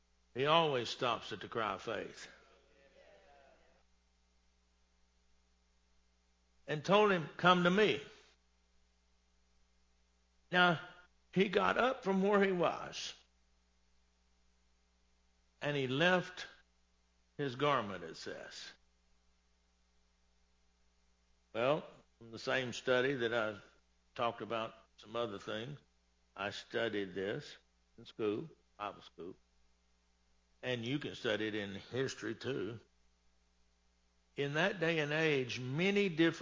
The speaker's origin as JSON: {"language": "English", "region": "Texas", "country": "United States", "tie": "born or raised there", "said": "I'm born and raised in Texas."}